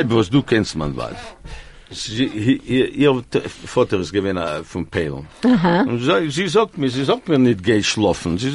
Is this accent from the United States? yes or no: no; Argentina; English is a second language; moved away; I was born in Argentina, and in 1953 I was six years old